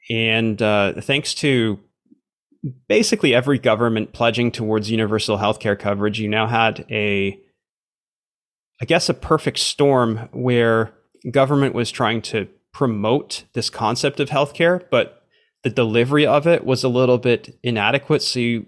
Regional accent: Canada; also born or lived in Romania / South Korea; Born in Romania, but grew up for most of my life in Canada.

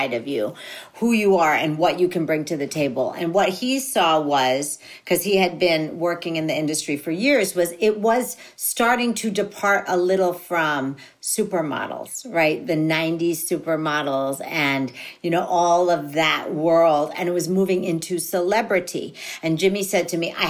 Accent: Philippines; being a Filipino

